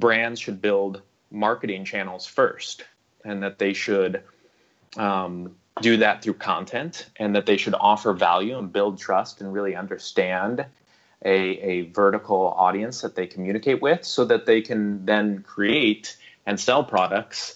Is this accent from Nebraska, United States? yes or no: yes; Omaha, Nebraska, United States; moved away as an adult; now in Beijing, China; I'm originally from the American Midwest. I'm from Omaha, Nebraska, Warren Buffett territory